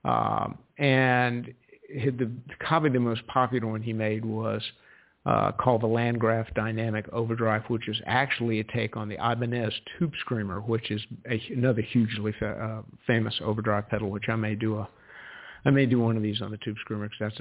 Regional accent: South Carolina, United States; my home state of South Carolina

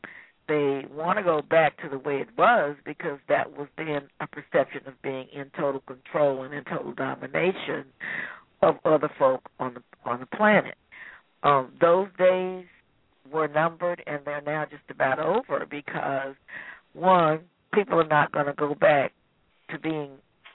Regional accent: United States; because I'm from the United States, they're not looking at me on the basis of being an African-American woman or this or that.

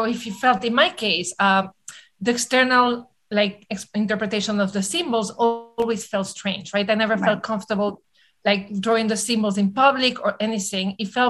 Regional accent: New York City, New York, United States; I'm a New Yorker. We have the attention span of a mosquito, right?

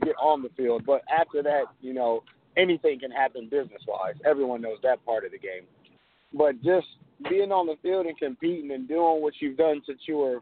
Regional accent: New York City, New York, United States; I was born and raised in New York. I was born in the Bronx.

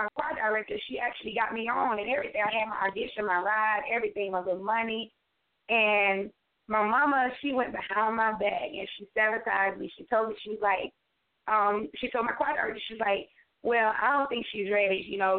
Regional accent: Alabama, United States; Oh, my God. … This song, though, Alabama, first of all, I'm the only child.

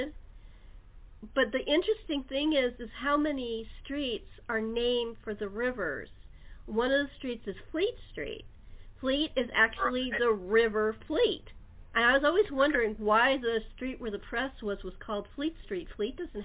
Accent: California, United States; As a Californian

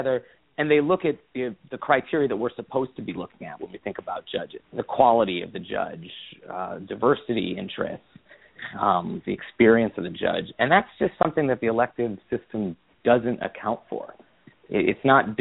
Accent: Midwest, United States; I'm from the Midwest

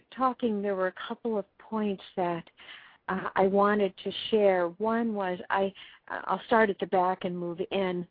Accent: Los Angeles, California, United States; I'm an L.A. kid too, L.A. County kid.

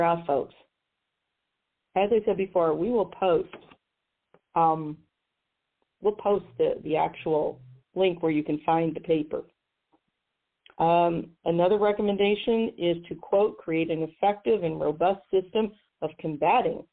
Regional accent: Missouri, United States; my home state of Missouri

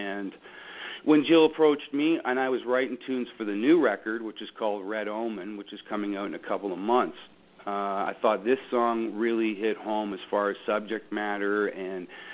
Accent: Dufferin County, Ontario, Canada; I'm from Dufferin County

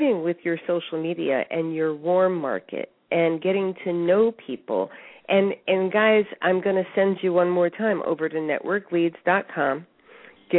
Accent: New York, United States; I'm from New York. I can talk loud.

